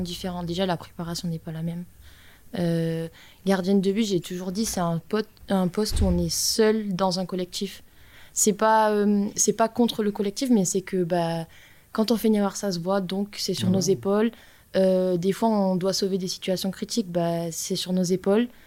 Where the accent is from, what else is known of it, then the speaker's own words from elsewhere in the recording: the South, south of France, France; quand on vient du Sud